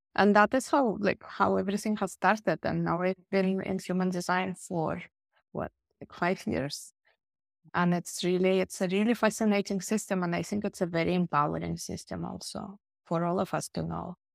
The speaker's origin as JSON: {"language": "English", "country": "Russia", "tie": "born or raised there", "also_born_or_lived": "Barcelona, Spain", "moved": "yes", "lives_now": "Finland", "said": "I was born originally in Russia, and then we moved to Finland long time ago"}